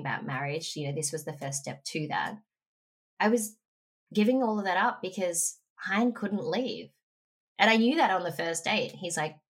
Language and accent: English; Frankston, Victoria, Australia; moved away; I grew up in Frankston